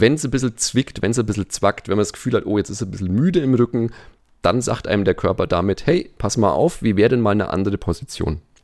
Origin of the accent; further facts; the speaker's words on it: Nuremberg, Bavaria, Germany; Also ich leite in äh, Nürnberg, wo ich herkomme, eine Physiotherapie-Schule